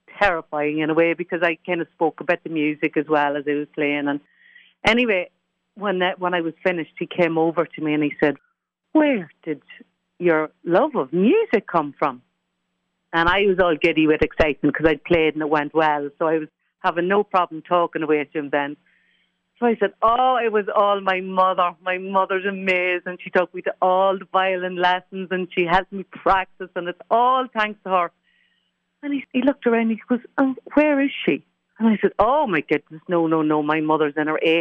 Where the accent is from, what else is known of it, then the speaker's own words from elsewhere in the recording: Ireland; As an Irish person